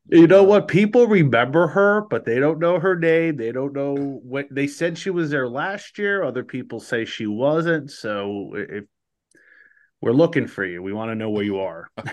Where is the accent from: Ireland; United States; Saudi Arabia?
United States; New Jersey; growing up, we didn't, we didn't have minor league baseball until I was out, like, just about out of high school in New Jersey.